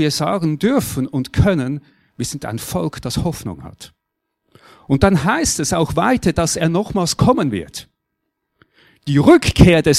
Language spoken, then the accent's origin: German; Switzerland; Und jetzt ist schon klar, wir sind Schweizer.